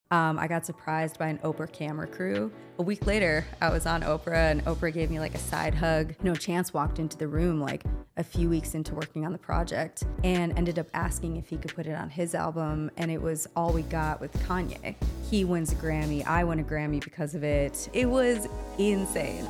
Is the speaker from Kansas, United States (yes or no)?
no; Wauwatosa, Wisconsin, United States; moved away as an adult; also born or lived in New York City; born and raised in Milwaukee, Wauwatosa